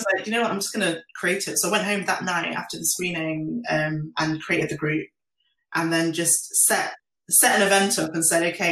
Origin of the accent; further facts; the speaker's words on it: Nottingham, East Midlands, United Kingdom; I grew up in Nottingham